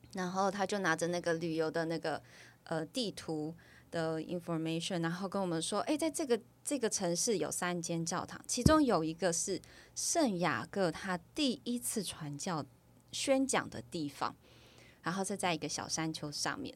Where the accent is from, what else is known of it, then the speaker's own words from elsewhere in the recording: Taiwan; 我来自台湾